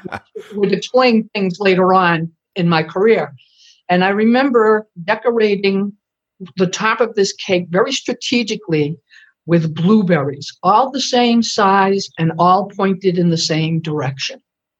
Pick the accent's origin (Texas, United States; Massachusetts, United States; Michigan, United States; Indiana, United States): Massachusetts, United States; Sutton; moved away as an adult; also born or lived in Providence, Rhode Island; my sister, brother, and I grew up in Sutton, Massachusetts. Not a lot to do back there. Back then, it was the 70s.